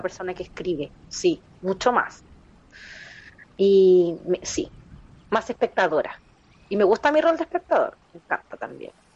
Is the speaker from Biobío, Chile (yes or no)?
yes; Concepción, Biobío, Chile; nunca he vivido en mis 34 años, nunca he vivido en otra ciudad, así que soy muy penquista